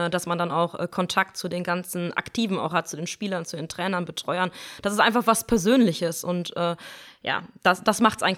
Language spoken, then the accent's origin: German; Hopsten, North Rhine-Westphalia, Germany; sonntags äh, früher in Hopsten, wo ich herkomme, am Platz stehen.